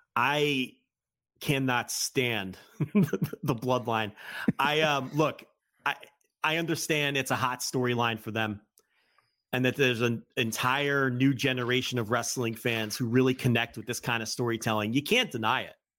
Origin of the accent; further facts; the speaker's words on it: New Jersey, United States; I'm from New Jersey